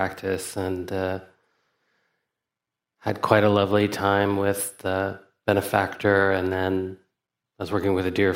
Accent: Alabama, United States; I grew up in Alabama in the 70s and 80s as a person who was often perceived as a foreigner

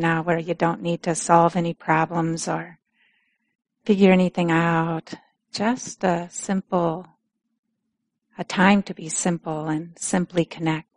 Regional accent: Minnesota, United States; accent: Minnesota; moved away; my Minnesota accent starts coming out more

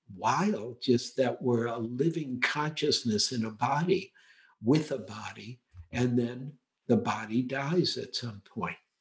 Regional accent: United States; growing up in America

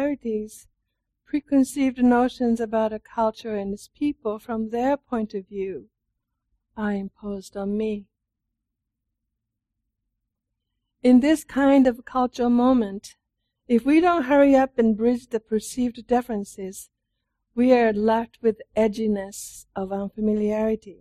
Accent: Japan; moved away; also born or lived in Italy; I'm from Japan

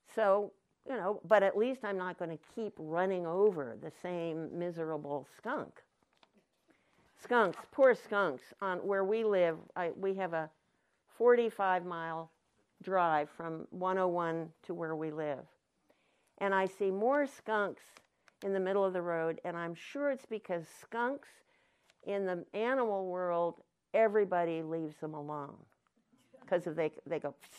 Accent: Anderson Valley, California, United States; I'm from the Anderson Valley

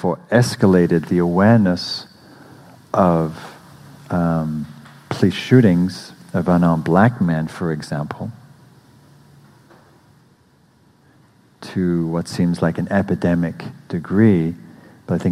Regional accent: England, United Kingdom; moved away as an adult; now in United States; I'm English

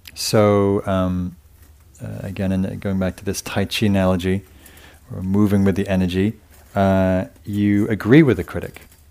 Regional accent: England, United Kingdom; being English

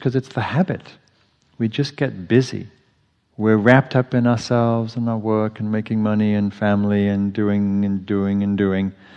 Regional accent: England, United Kingdom; moved away as an adult; now in United States; growing up in England where there's nothing poisonous

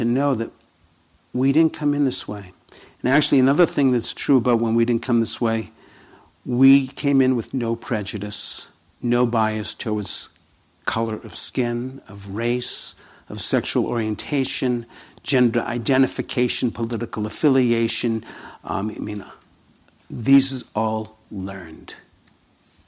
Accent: Boston, Massachusetts, United States; I come from Boston

